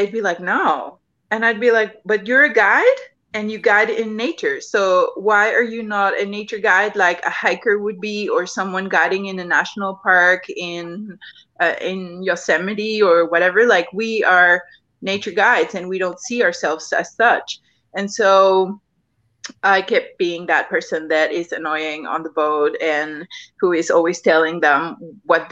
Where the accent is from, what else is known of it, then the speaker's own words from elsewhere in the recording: Mexico; I grew up here in Mexico